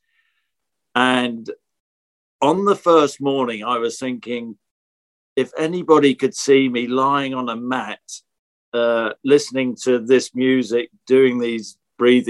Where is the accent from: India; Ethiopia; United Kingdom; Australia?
United Kingdom; Norfolk, village outside Norwich, East of England; accent: Norfolk; You could probably tell from my accent, Norfolk accent. So I was brought up in Norfolk. Yeah, just in a little village outside. Norwich.